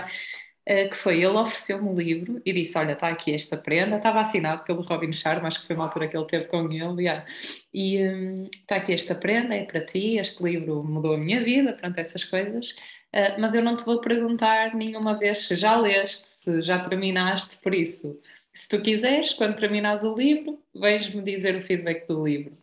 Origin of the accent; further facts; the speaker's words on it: Espinho, Aveiro District, Portugal; de espinho, não é? que é a minha terra